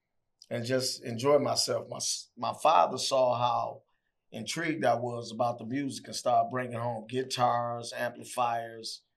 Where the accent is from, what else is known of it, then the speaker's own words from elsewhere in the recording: Detroit, Michigan, United States; I'm from the west side of Detroit. The west side of Detroit, born and raised in Detroit